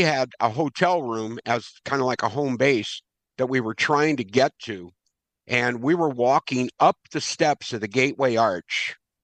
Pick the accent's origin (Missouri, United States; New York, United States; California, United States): Missouri, United States; St. Louis; now in Glen Carbon, United States; Born and raised in St. Louis